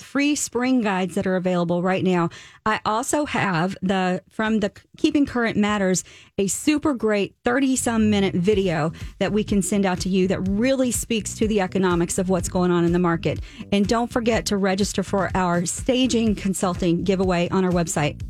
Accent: the South, United States; moved away; I am from the South.

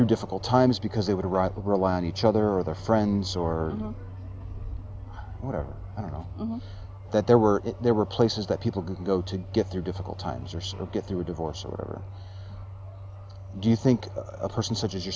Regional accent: Chicago, Illinois, United States; now in San Antonio, United States; I grew up in Chicago

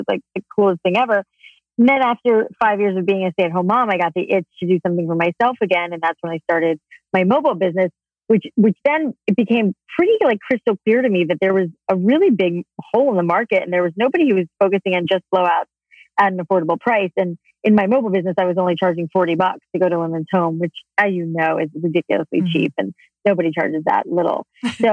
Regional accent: South Florida, United States; I grew up in South Florida

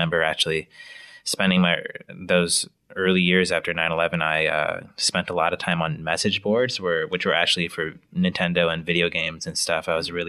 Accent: Wisconsin, United States; also born or lived in Illinois; I was born near Chicago, moved to Wisconsin when I was six, ended up going to high school there, college at the University of Wisconsin-Madison.

